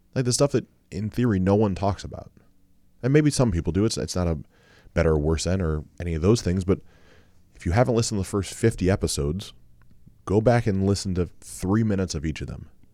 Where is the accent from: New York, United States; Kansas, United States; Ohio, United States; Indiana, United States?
Ohio, United States; I'm from Ohio